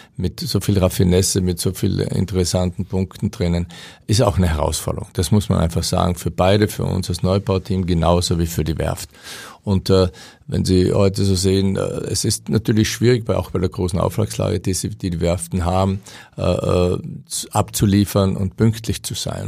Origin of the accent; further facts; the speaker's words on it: Austria; moved away; muss ich ganz bescheiden als Österreicher sagen